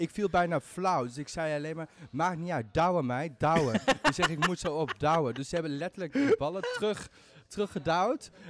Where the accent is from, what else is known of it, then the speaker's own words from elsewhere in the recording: Maastricht, Limburg, Netherlands; Ik bedoel, ik kom uit Limburg. Ik ben gewoon een echte Maastrichtenaar in hart en nieren.